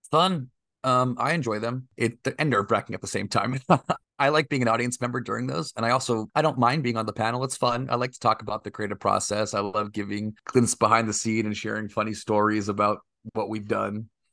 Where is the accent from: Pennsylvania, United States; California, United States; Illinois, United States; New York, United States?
California, United States; Oakdale; also born or lived in New Jersey / Texas; now in Los Angeles, United States; I mostly grew up in a small town in the Central Valley of California called Oakdale, California